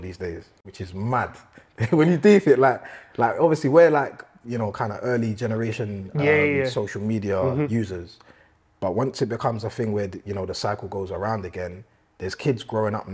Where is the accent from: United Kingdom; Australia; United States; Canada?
United Kingdom; London; I grew up in East Ham, in Newham